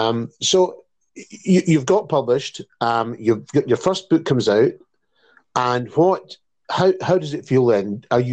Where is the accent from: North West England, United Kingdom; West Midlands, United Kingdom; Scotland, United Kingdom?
Scotland, United Kingdom; Campbeltown; I was there in Campbelltown cutting the ribbon, and it was a great honour indeed in my hometown.